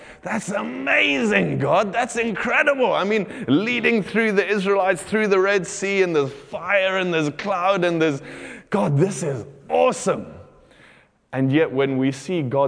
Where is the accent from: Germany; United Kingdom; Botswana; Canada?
Botswana; moved away; I grew up in Botswana, and where we lived out in the country